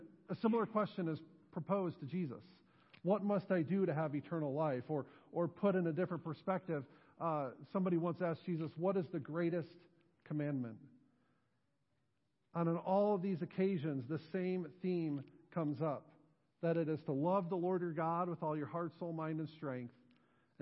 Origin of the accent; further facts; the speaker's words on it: Western New York, United States; moved away as an adult; now in New Knoxville, United States; I grew up in Western New York, was born, raised there, graduated from high school there before going off to college and eventually finding my way here to New Knoxville.